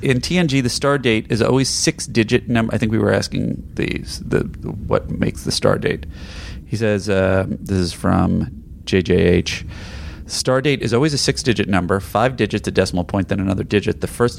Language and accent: English; Ireland; Well, being an Irishman... I haven't watched that one in a long time. I remember when it was shown on Ireland's TV station, RTE.